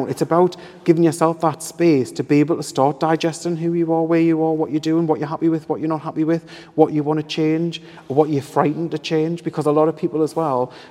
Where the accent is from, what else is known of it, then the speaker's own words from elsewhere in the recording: Hebburn, North East England, United Kingdom; I'm from Hebburn.